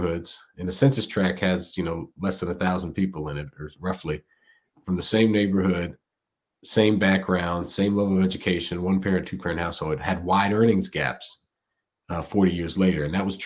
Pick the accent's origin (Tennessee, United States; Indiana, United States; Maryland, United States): Maryland, United States; Silver Spring; Born and raised in Silver Spring, Maryland, but by way of Lagos, Nigeria, on my father's side, and in Hayes, Kansas, on my mother's side